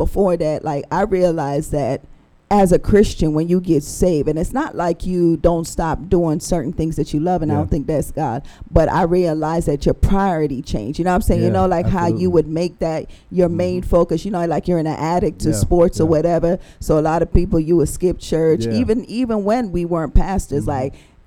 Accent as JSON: {"language": "English", "country": "Jamaica", "tie": "born or raised there", "moved": "yes", "said": "we grew up in Jamaica"}